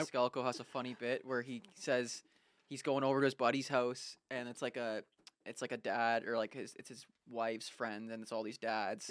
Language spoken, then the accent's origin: English; Canada; I'm a Canadian